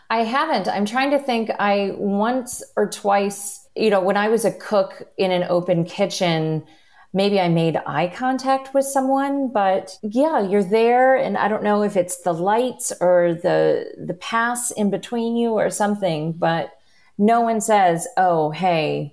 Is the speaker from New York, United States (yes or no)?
no; Chicago, Illinois, United States; I am also a Chicagoan